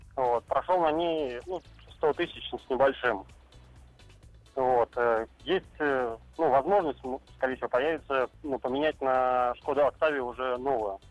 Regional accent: Saint Petersburg, Russia; я сам из Петербурга

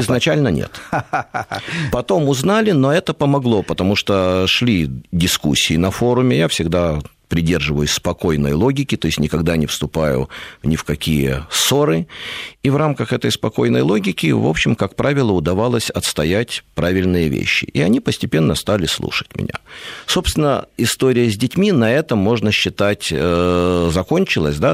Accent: Kyiv, Ukraine; moved away; also born or lived in Moscow; я вырос не в Москве, а в Киеве, рядом с мотозаводом.

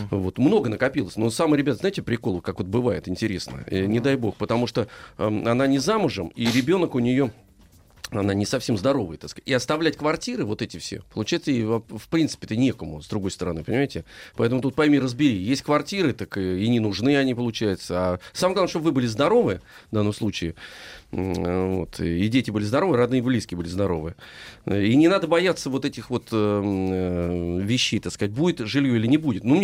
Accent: Moscow, Russia; Здравствуйте, я коренная москвичка, моей бабушке 97, маме 70.

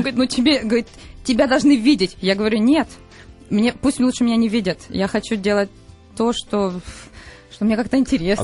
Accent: Berdyansk, Zaporizhzhia Oblast, Ukraine; moved away; Бердянск это город, где mm-hmm. я родилась на Украине

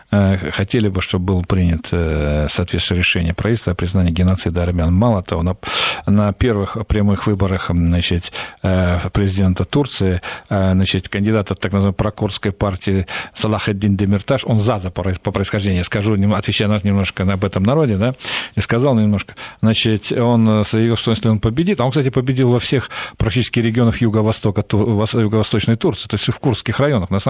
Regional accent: Central Asia, Fergana Valley, Uzbekistan; also born or lived in Transcaucasia; now in Russia; Я родился, вырос в Средней Азии, в Ферганской долине

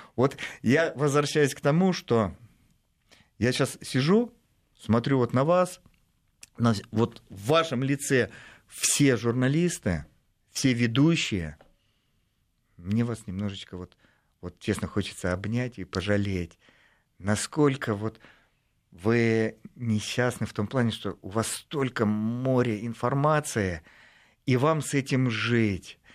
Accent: Russia; я из России

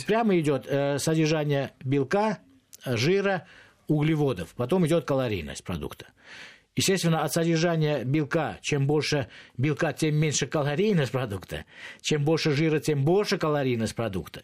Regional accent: Moscow, Russia; как москвич

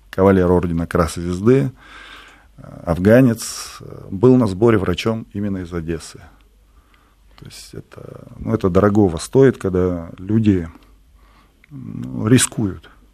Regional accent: Bishkek, Kyrgyzstan; я сам родом из Киргизии

